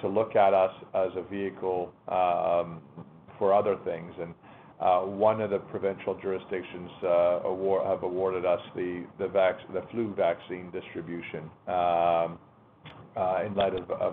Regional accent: Canada; as a Canadian

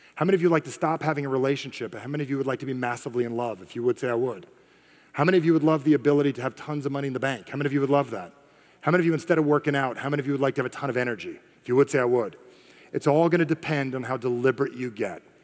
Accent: New Jersey, United States; I am from Jersey

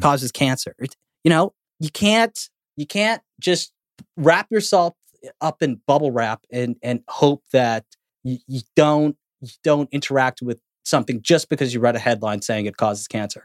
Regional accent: Canada; I'm Canadian

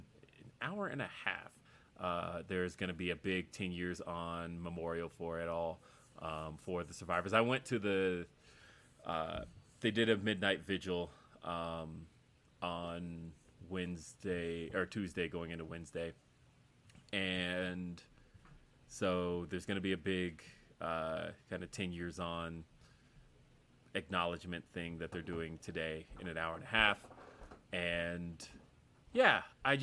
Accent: Aurora, Colorado, United States; here in my hometown of Aurora, Colorado, where I currently live

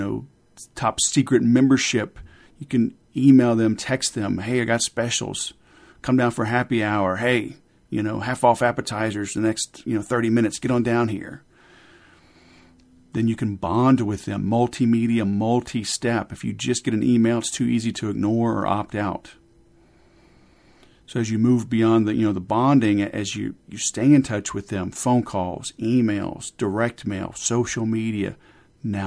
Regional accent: Louisiana, United States; I grew up in Louisiana, and English was an elective

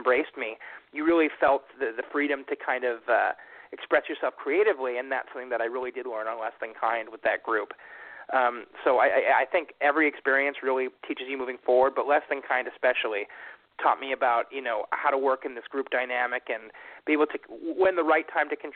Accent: Canada; that is my hometown up here in Canada

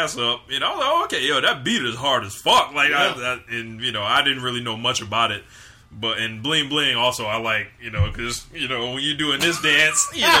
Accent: West Coast, United States; I'm from the West Coast.

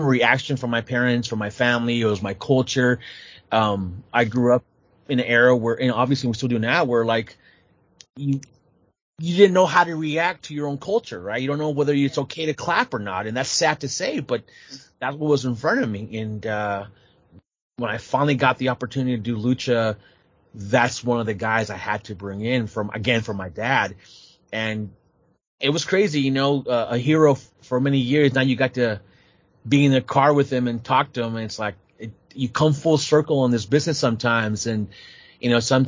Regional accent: San Jose, California, United States; born or raised there

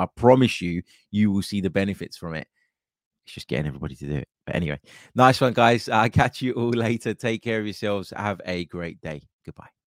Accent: United States; as an American

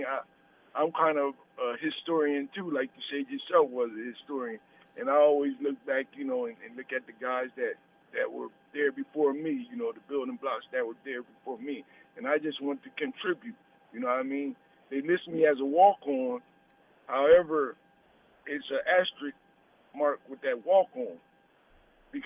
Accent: Burlington, New Jersey, United States; Burlington City, New Jersey

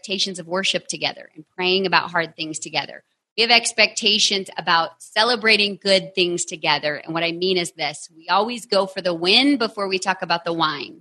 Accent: Texas, United States; I am from Texas.

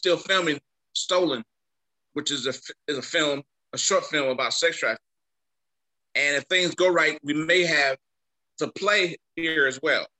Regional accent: Atlanta, Georgia, United States; moved away as an adult; now in Houston, United States; I'm from Atlanta. I've been here for 7 months. Atlanta, 12 years.

